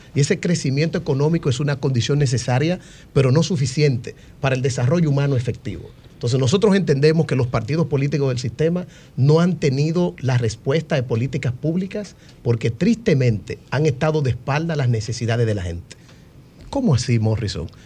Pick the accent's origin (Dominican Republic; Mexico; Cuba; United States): Dominican Republic; como joven y como dominicano